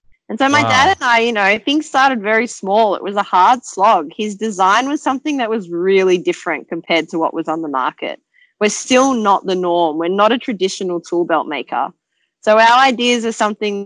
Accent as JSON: {"language": "English", "town": "Sydney", "region": "New South Wales", "country": "Australia", "tie": "born or raised there", "said": "They left South Africa, chose to come to Sydney, came here with my older brother and sister, and my dad continued leather work, and I was born in Australia"}